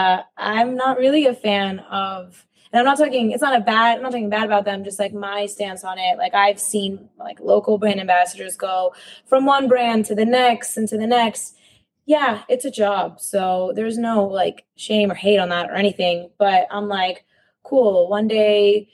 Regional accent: Miami, Florida, United States; also born or lived in Mexico City; I was born in Mexico City, but yeah, I grew up here in Miami

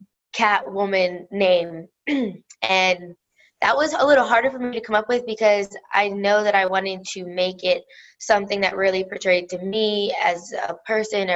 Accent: Pennsylvania, United States; moved away as an adult; also born or lived in Florida; I'm from Pennsylvania

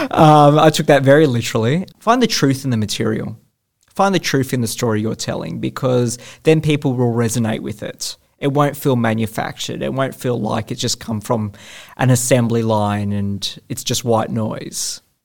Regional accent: Australia; naturally being an Australian filmmaker

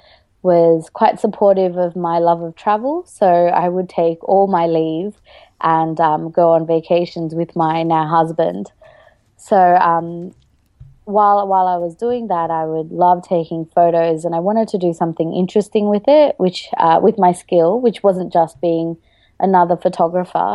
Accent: Australia; also born or lived in Sri Lanka; I'm originally from Sri Lanka and we moved to Australia when I was about 3 years old. So I've been here for about 28 years now. So I've grown up here

